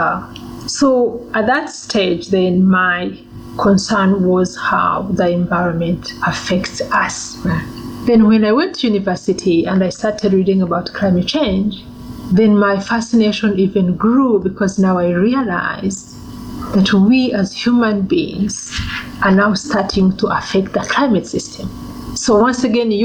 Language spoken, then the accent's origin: English; Uganda; also born or lived in Rwanda; now in Namibia; So I was born in Uganda. And we were living in this refugee camp.